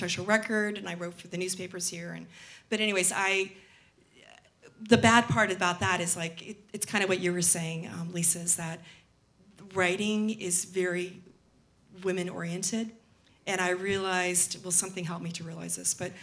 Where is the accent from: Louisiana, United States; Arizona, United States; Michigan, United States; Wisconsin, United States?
Arizona, United States; Scottsdale; moved away as an adult; also born or lived in East Coast; I grew up near Taliesin West in Arizona